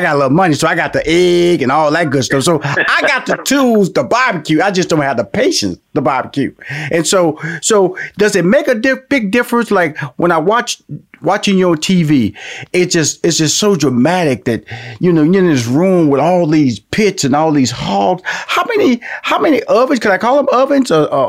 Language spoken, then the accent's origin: English; Houston, Texas, United States; I was born and raised in Houston, Texas, where, you know, I grew up in a black neighborhood.